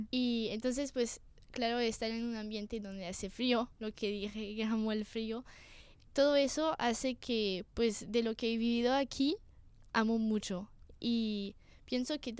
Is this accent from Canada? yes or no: no; France; also born or lived in Singapore; Alors c'est un peu compliqué, mais je suis française et je suis née à Singapour, donc qui est située en Asie.